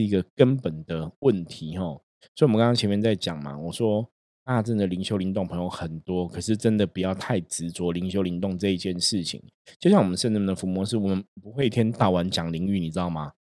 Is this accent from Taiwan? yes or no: yes; Taiwan; 我们台湾的朋友，每个人都会说中文